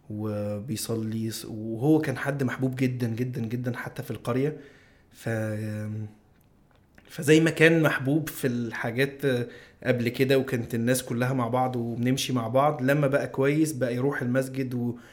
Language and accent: Arabic; Alexandria, Alexandria Governorate, Egypt; انا اسكندراني ومحمود من من آه، من القاهره وبنتقابل كلنا وكده